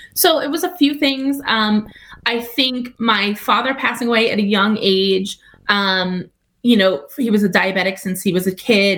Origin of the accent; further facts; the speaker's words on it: Long Island, New York, United States; I'm from Long Island. Like I'm a New Yorker